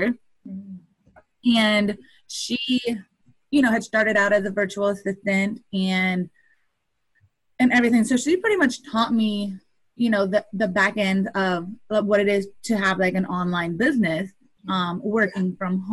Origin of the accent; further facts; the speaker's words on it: Indiana, United States; I am from Indiana, and I'm a web designer for female entrepreneurs